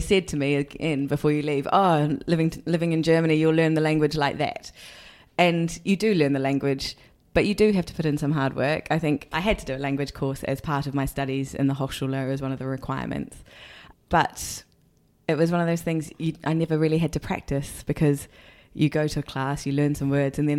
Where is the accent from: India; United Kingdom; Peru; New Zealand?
New Zealand; accent: New Zealand; first language English; I'm so grateful that English was my first language, even if I do speak it with a very thick New Zealand accent.